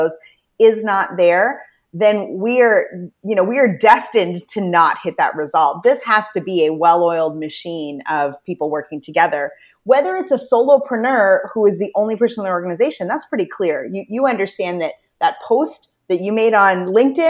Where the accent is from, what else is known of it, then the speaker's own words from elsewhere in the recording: New Brunswick, Canada; also born or lived in Toronto; I'm from Atlantic Canada, the province of New Brunswick